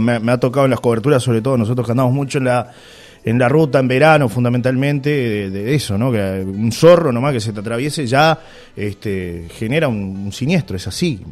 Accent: Uruguay; uruguayo, soy uruguayo

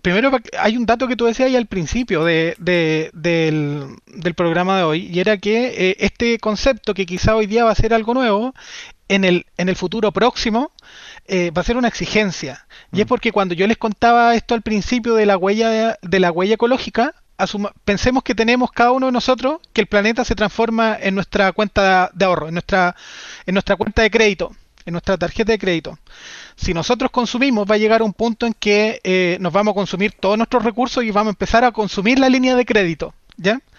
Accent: Chile; nos consumíamos en promedio, los chilenos, cuatro punto tres hectáreas globales por persona

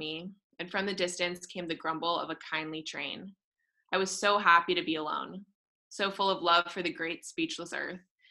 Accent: San Jose, California, United States; I am from San Jose, California

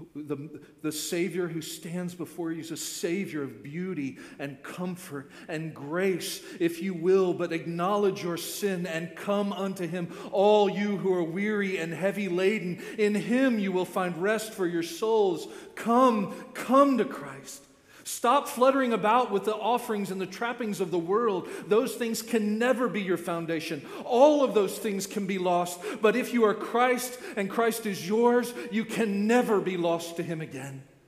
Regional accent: Florida, United States; born and raised in Florida

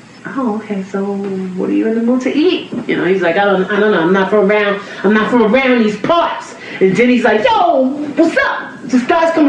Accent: New York City, New York, United States; I'm from Queens

